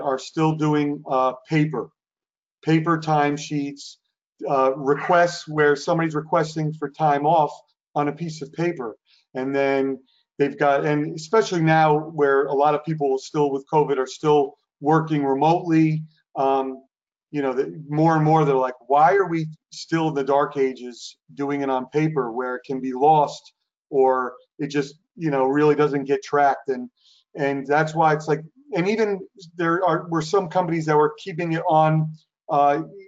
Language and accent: English; New Jersey, United States; I'm born and raised in New Jersey